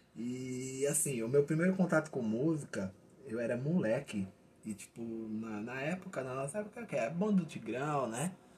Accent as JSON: {"language": "Portuguese", "area": "Santo André, ABC Paulista", "region": "São Paulo", "country": "Brazil", "said": "a gente é aqui de Santander, da ABC"}